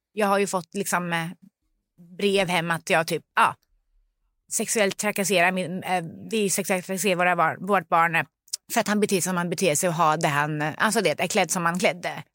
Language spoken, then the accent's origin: Swedish; Sweden; also born or lived in Lebanon; vi kom som flyktingar från Libanon när jag var tre år gammal